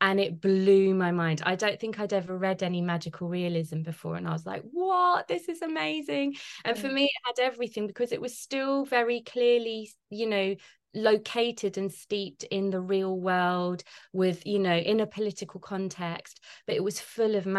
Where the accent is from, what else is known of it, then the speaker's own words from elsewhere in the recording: London, United Kingdom; I'm a Londoner born and bred